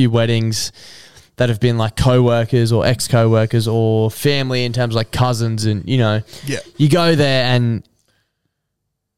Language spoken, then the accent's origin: English; Brisbane, Queensland, Australia; we're from Brisbane